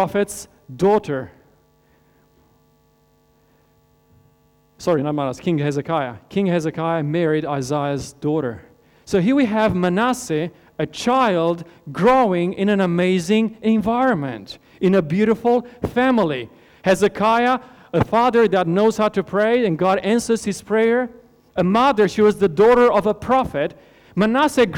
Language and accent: English; Romania; moved away; I grew up in Romania in Europe.